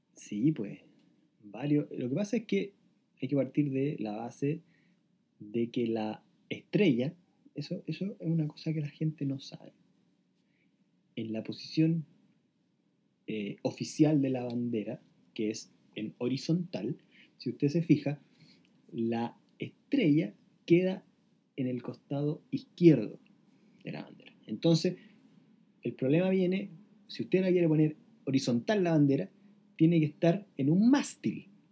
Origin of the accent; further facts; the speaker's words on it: Chile; como ciudadanos chilenos